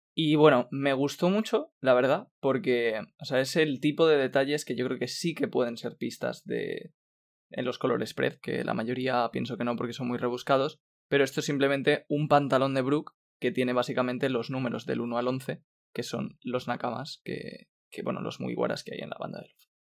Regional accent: Spain; somos cinco españoles

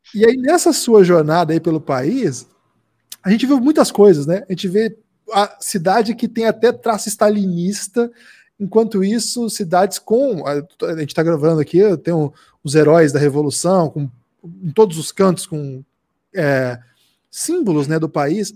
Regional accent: South Region, Brazil; also born or lived in interior of Paraná; Eu sou do Sul

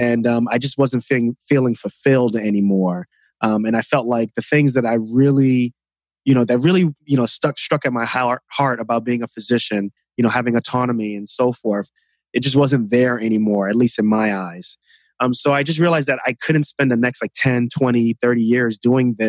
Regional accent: New York City, New York, United States; I grew up in New York City, Queens, New York

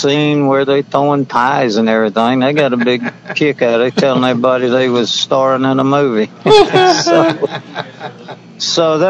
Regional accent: South Carolina, United States; moved away; I was originally from South Carolina. And, of course, I can talk without the accent when I have to.

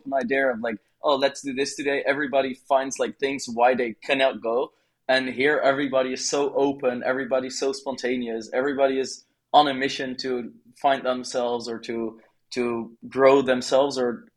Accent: Netherlands; moved away as an adult; now in Bali, Indonesia; I am from the Netherlands originally, but now I've lived in Bali for like roughly 9 months

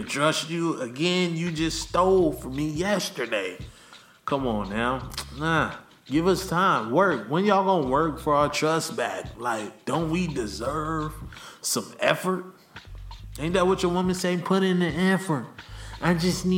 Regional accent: Los Angeles, California, United States; I love my hometown

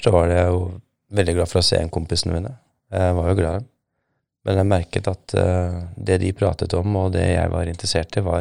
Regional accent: Somalia; moved away as an adult; now in Norway; Men jeg merket jo en endring allerede i 1995, året etter at jeg kom fra Somalia, at eh, det er noe gærent.

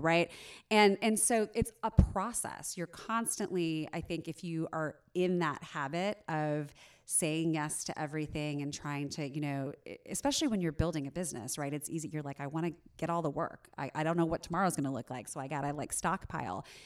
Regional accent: Southern Indiana, United States; moved away; I grew up in Southern Indiana

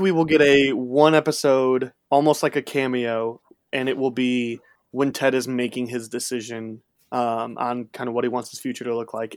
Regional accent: near Chicago, Illinois, United States; I grew up near Chicago

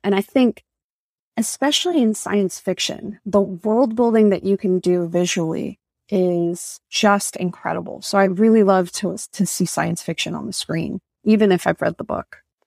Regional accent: Tampa, Florida, United States; I'm Dominican American, and when I grew up in Tampa

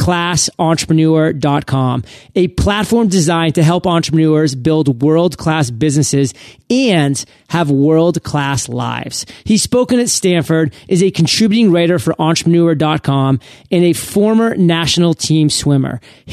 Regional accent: Canada; I'm a Canuck too.

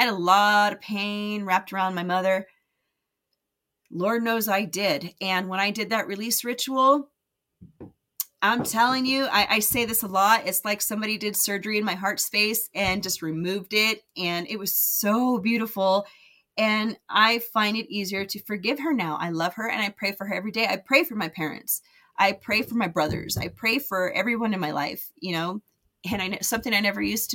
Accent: United States; moved away as an adult; also born or lived in Las Vegas, Nevada / California; now in Utah, United States; I grew up in Vegas and California where the weather was nice and warm

